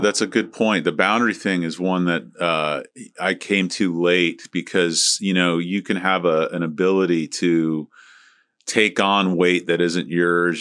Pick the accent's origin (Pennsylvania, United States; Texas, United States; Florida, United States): Florida, United States; St. Petersburg; Harold McCaslin who I grew up with over in Saint Pete